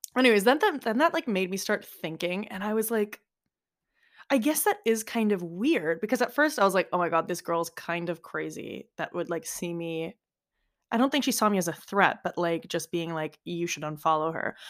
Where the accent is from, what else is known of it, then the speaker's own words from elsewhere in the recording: United States; accent: American; now in Florence, Italy; with an American accent, like, me